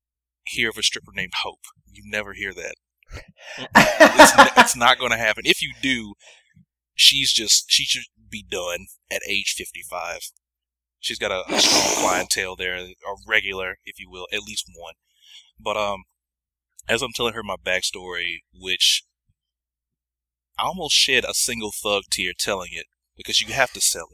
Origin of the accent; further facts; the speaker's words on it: Toronto, Ontario, Canada; I tell her that I'm from Toronto, Ontario, Canada, and my parents immigrated from the Dominican Republic.